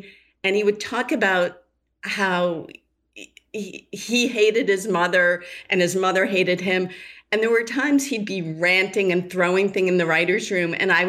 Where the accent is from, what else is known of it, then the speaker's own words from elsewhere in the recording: Boston, Massachusetts, United States; I grew up in the Boston area.